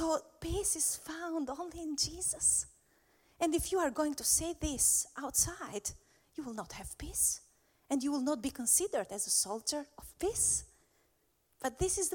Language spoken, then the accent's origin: English; Albania; I'm from Albania